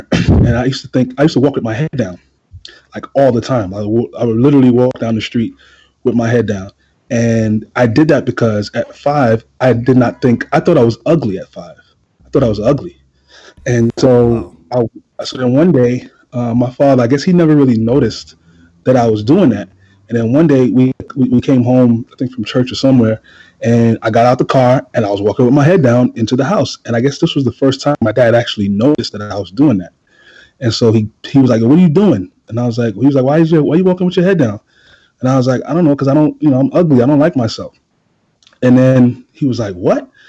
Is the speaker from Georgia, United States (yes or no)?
no; New York City, New York, United States; I come from East New York, Brooklyn. Anybody who knows anything about Brooklyn, particularly East New York, in the 80s, early 90s, it was a war zone